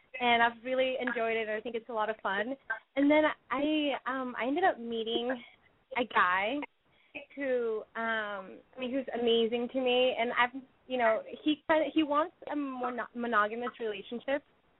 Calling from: San Francisco, California, United States; I am 20 years old, and I'm calling from San Francisco.

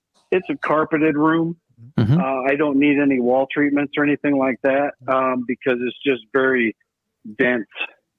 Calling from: Wyoming, United States; I'm over in Wyoming.

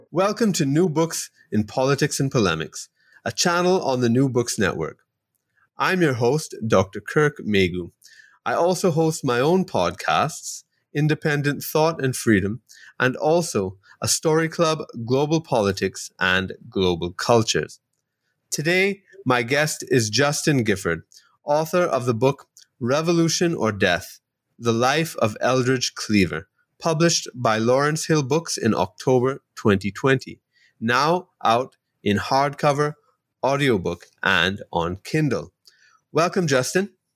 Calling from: Trinidad & Tobago; I'm calling you from Trinidad and Tobago in the Caribbean

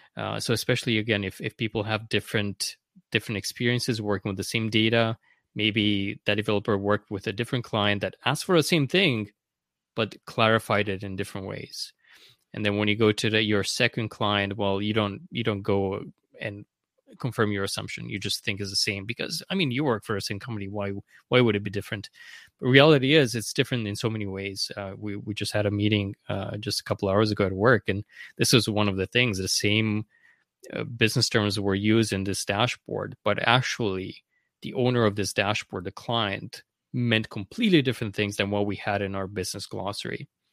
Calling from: Vancouver, British Columbia, Canada; I'm in Vancouver, Canada, here on the West Coast.

